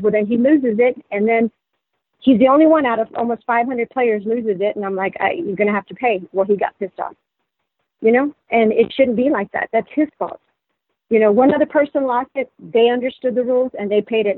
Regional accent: Texas, United States; moved away as an adult; also born or lived in San Antonio; now in Los Angeles, United States; I was born and raised in Texas

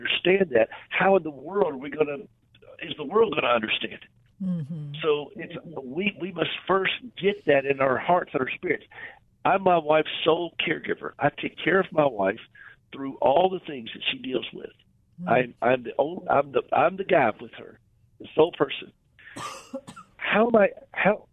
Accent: the South, United States; I'm from the South in the United States

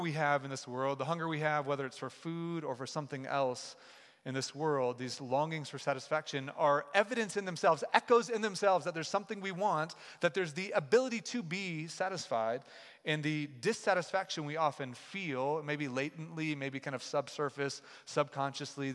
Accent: Kansas City, Missouri, United States; also born or lived in Chicago, Illinois; now in Denver, United States; I'm from Kansas City

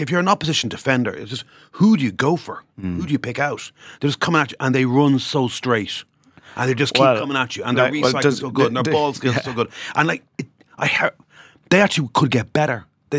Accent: Ireland; it's a great competition when the Irish are doing well because we add so much to it.

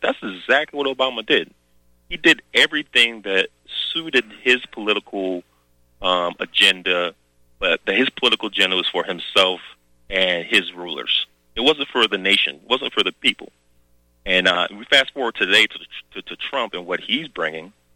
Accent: the South, United States; moved away; I came from the South, country bumpkin.

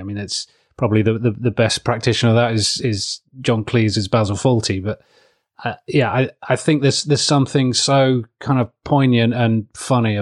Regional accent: Southeast Kent, South East England, United Kingdom; moved away; I grew up in Southeast Kent, which is true blue

